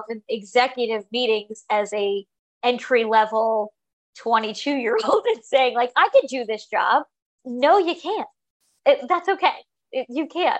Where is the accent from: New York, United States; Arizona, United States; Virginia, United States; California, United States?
New York, United States; I'm from New York